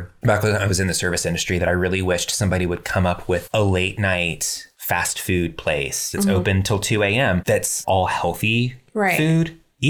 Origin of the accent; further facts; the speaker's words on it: Texas, United States; Oh, no. I'm from Texas, but I sound like this.